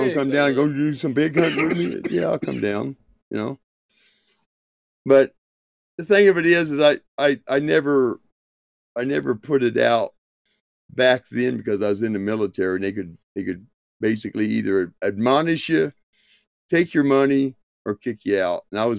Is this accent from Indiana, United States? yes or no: yes; Indiana, United States; also born or lived in Georgia / North Carolina; now in Montana, United States; Originally, well, I was born in Georgia, raised in Indiana, grew up a lot of my time in North Carolina as a young adult to my middle age